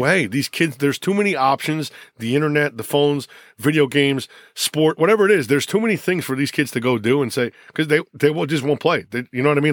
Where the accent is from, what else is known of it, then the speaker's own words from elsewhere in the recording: Lyndhurst, New Jersey, United States; also born or lived in North Bergen, New Jersey; I'm from North Bergen. We moved to Lyndhurst in, uh, well, I was in third grade